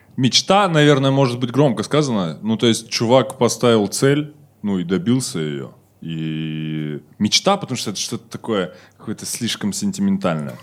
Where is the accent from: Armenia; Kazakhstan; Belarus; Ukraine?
Kazakhstan; мы казахи